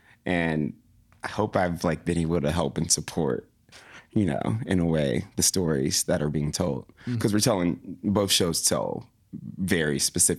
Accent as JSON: {"language": "English", "town": "Tallahassee", "region": "Florida", "country": "United States", "said": "I'm from Tallahassee, Florida."}